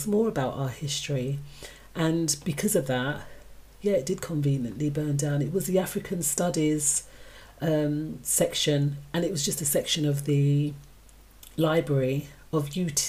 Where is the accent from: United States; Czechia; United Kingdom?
United Kingdom; We're defined as British, but UK, because we're born here.